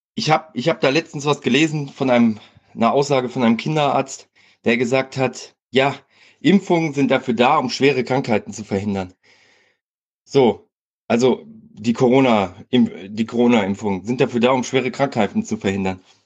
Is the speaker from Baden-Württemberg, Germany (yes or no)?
no; Hesse, Germany; ich komme aus Hessen